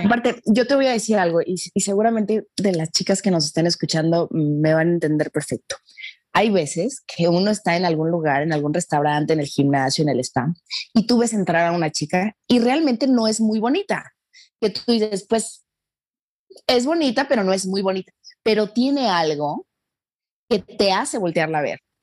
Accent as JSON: {"language": "Spanish", "country": "Mexico", "said": "nosotros en, en, en México"}